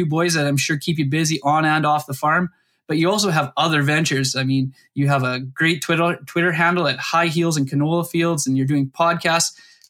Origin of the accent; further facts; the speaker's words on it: Saskatoon, Saskatchewan, Canada; which is not too far away from my hometown of Saskatoon.